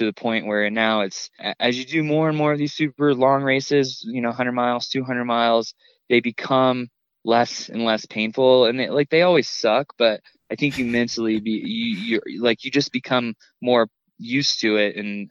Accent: Indiana, United States; moved away; I grew up in Indiana and spent all my summers in North Carolina with my grandparents

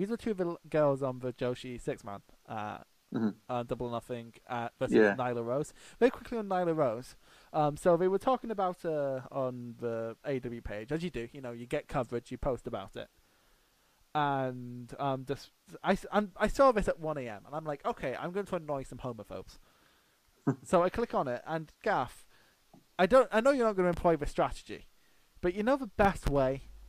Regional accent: Scotland, United Kingdom; Like, I'm from Scotland.

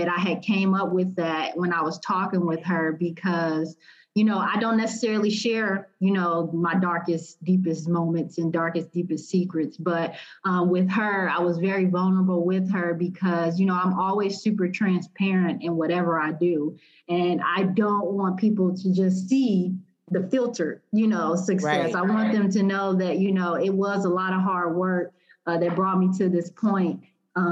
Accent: Chicago, Illinois, United States; moved away as an adult; also born or lived in Indiana / Ohio; now in Indianapolis, United States; I'm actually originally from Chicago

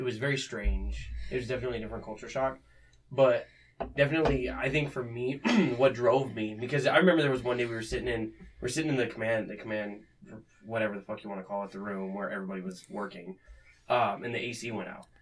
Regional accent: Arizona, United States; now in Fremont, United States; growing up in Arizona

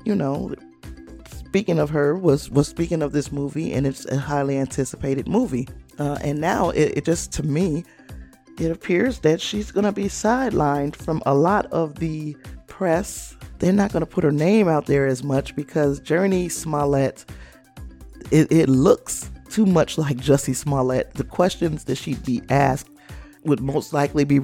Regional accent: Chicago, Illinois, United States; And I'm from that area. I'm from the Chicago area

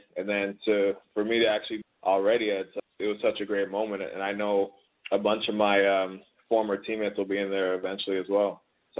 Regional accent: Toronto, Ontario, Canada; also born or lived in Cambridge, Ontario; I'm originally from Toronto. And then my family moved about an hour west to Cambridge, but originally from Toronto

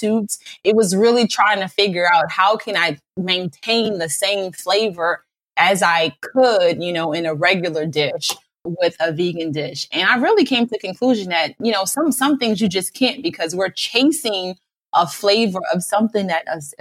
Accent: New Orleans, Louisiana, United States; I'm from New Orleans

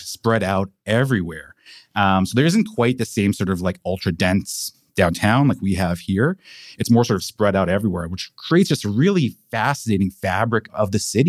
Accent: Vancouver, British Columbia, Canada; moved away as an adult; also born or lived in Montreal / Ottawa; I'm born and raised in Vancouver. I'm from here originally. I grew up in Caresdale.

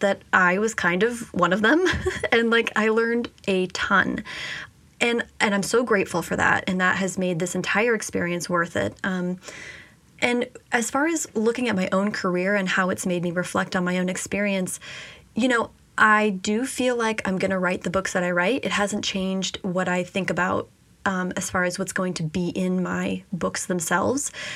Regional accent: San Jose, California, United States; moved away as an adult; also born or lived in Washington, D.C.; I grew up in San Jose. That's where I spent all my high school years

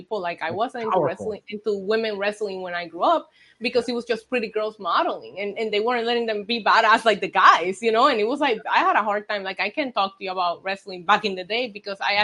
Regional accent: Puerto Rico; moved away as an adult; also born or lived in United States; I grew up in Puerto Rico and I lived in Puerto Rico 19 years before I left for the States

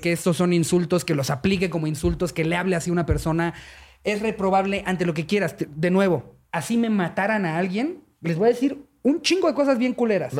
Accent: Mexico; nosotros nos mama ser mexicanos

